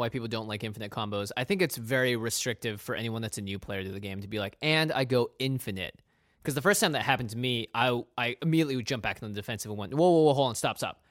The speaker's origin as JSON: {"language": "English", "region": "Pacific Northwest", "country": "United States", "tie": "born or raised there", "said": "We grew up in the Pacific Northwest."}